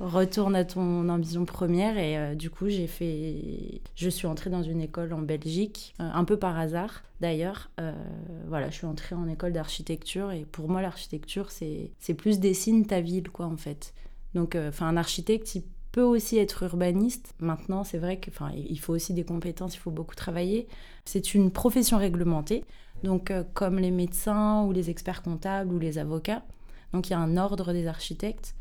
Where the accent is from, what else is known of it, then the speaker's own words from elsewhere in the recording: Saint-Ouen, Île-de-France, France; je viens de Saint-Ouen euh, dans le 93